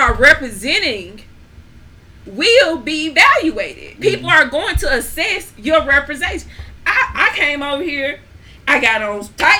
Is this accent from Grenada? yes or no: yes; Grenada; I grew up in Grenada.